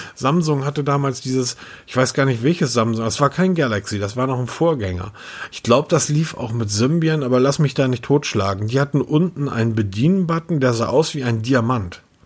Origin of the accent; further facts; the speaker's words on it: Hamburg, Germany; ich bin Hamburger